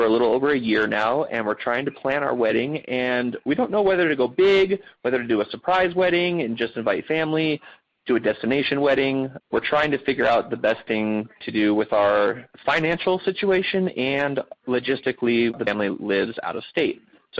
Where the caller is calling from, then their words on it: Phoenix, Arizona, United States; I'm calling from Phoenix, Arizona